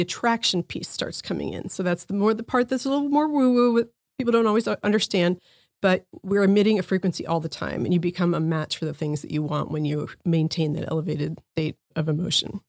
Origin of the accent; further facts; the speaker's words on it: New Jersey, United States; moved away; I grew up in New Jersey